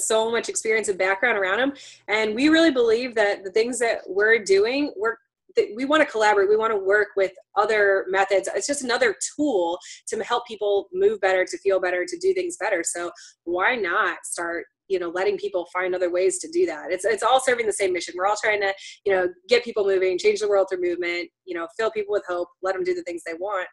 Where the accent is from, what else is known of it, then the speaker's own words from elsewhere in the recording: Chicago, Illinois, United States; now in Fuquay-Varina, United States; Originally, I'm from Chicago.